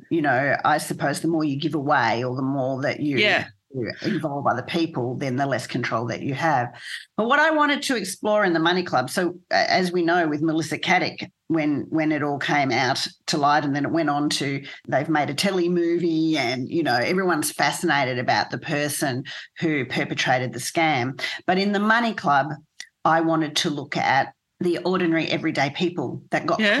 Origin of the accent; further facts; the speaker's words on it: hometown in Victoria, Australia; my hometown where I live